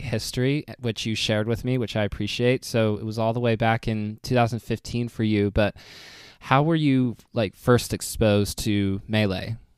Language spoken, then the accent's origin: English; United States; speaking as an American